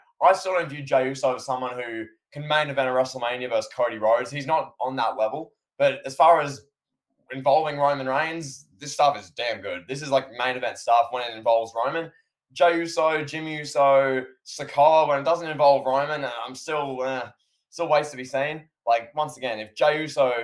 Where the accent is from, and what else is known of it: Australia